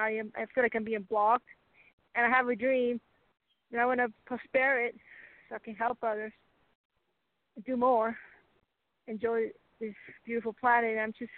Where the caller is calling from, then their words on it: Texas, United States; from Texas.